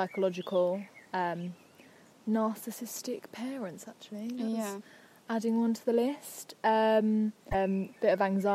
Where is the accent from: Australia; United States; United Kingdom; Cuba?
United Kingdom; Essex, East of England; We are from Essex, in case you couldn't tell